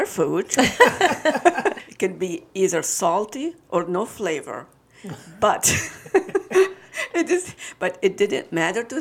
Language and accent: English; Lebanon; now in Michigan, United States; I'm from Lebanon.